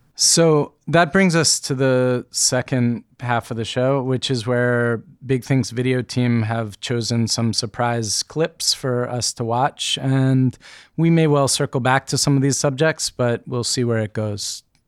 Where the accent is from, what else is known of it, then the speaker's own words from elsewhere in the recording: United States; I, being an American person, educated in the way that I've been educated